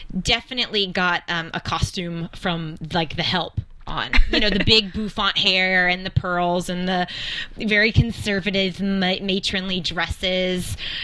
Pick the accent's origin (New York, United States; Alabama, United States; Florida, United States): Alabama, United States; I'm from Alabama